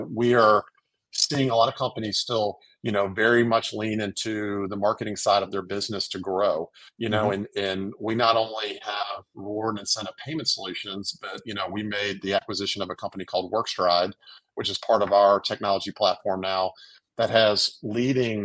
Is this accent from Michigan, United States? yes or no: no; New Orleans, Louisiana, United States; now in Birmingham, United States; I grew up in New Orleans, married, I have three kids, live now in Birmingham